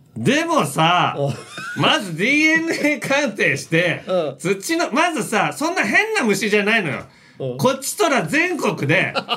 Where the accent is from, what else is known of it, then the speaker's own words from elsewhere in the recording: Fuchu, Hiroshima, Japan; moved away; 俺の地元の中市、 ね、広島県の中市上下町も